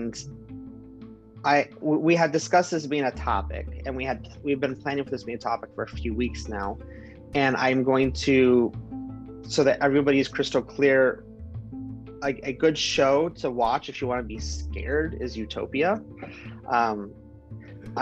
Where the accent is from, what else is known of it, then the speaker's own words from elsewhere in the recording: Central Oregon, United States; I grew up in Central Oregon.